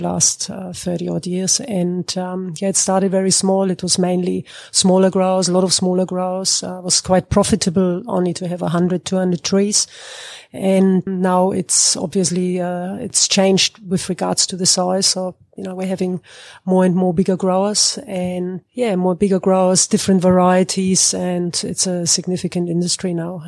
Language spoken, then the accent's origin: English; Germany; moved away as an adult; now in Northern Territory, Australia; I come from Germany. I studied agricultural engineering in Germany